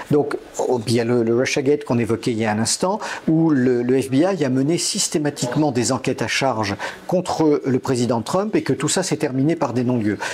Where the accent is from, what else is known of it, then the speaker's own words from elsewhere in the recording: France; chez nous en France